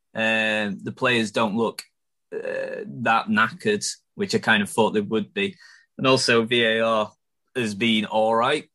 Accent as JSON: {"language": "English", "town": "Chesterfield", "region": "East Midlands", "country": "United Kingdom", "said": "I'm from Chesterfield uh, and I support them"}